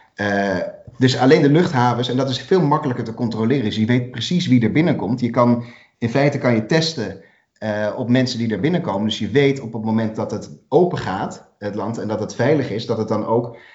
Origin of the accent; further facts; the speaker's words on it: Netherlands; wij zijn als Nederlanders